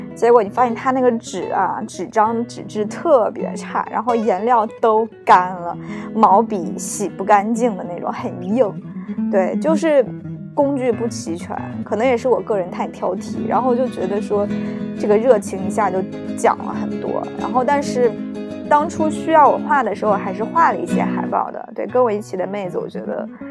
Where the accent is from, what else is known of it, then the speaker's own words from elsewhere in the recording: China; moved away as an adult; now in Japan; 跟我们国内一样